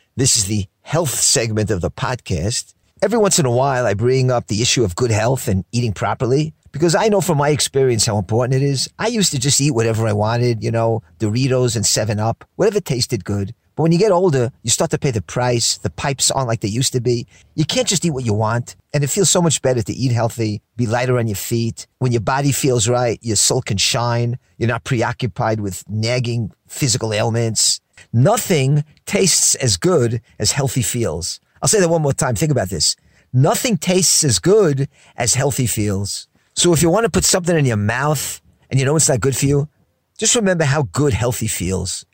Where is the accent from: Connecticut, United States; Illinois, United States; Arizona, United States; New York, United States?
New York, United States; New York City; growing up in Queens, New York